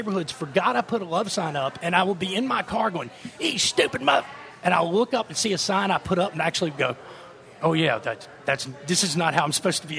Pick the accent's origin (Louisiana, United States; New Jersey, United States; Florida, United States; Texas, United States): Louisiana, United States; Monroe; I grew up in 80s in Monroe.